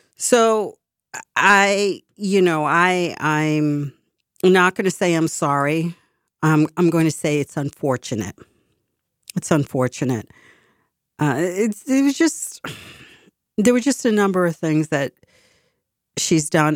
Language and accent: English; Boston, Massachusetts, United States; I was from Boston